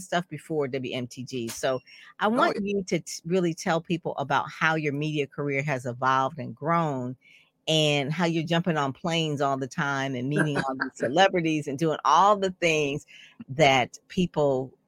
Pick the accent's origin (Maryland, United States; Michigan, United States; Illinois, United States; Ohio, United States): Michigan, United States; Detroit; grew up in Conant Gardens along with me